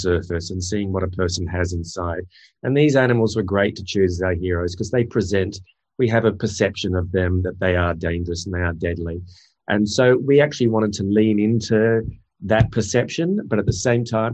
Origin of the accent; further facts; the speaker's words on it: Australia; growing up in Australia, grew up with a lot of those animals around